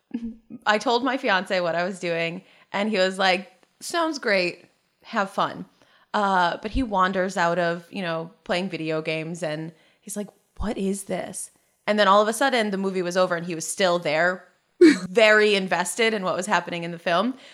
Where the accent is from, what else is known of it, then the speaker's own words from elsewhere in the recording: New England, United States; now in Texas, United States; I grew up in New England and moved to Texas.